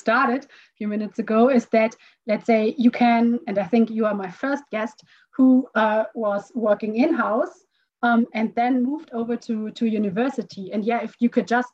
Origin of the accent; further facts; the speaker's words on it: Frankfurt, Hesse, Germany; also born or lived in Stuttgart; now in Munich, Germany; I grew up in Frankfurt.